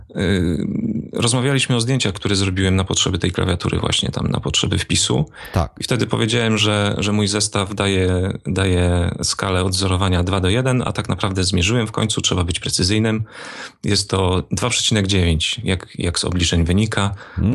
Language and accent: Polish; Opole Voivodeship, Poland; accent: Silesian; bo tu się wychowałem, więc też mam takie naleciałości